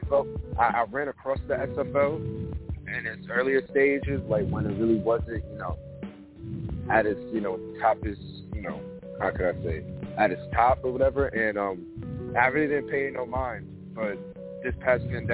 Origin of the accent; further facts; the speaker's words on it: New York City, New York, United States; I'm from New York City, Queens